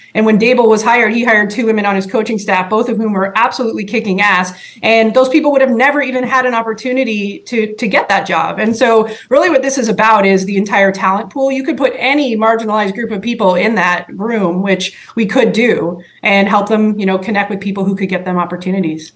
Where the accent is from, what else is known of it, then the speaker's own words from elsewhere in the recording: Canada; I grew up in Canada